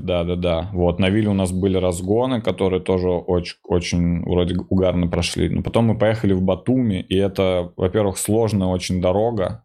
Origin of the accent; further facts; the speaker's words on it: Russia; я вот русский